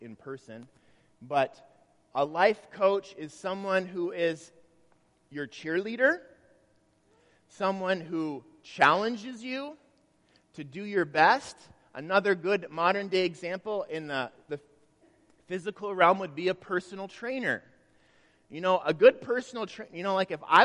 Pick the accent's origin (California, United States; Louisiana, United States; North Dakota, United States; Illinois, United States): North Dakota, United States; Grand Forks; when I was in high school, I grew up in Grand Forks in high school